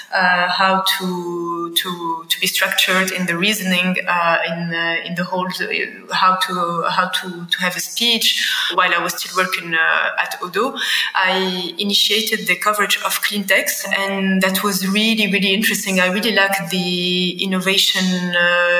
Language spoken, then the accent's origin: English; Tunis, Tunis Governorate, Tunisia; born and raised in Tunis. I've always lived in Tunis.